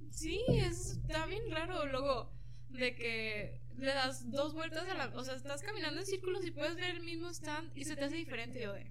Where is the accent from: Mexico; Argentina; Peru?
Mexico; moved away; also born or lived in Guadalajara; Y pues cerca del pueblo no había lugares con librerías, estaba la ciudad que se llama La Piedad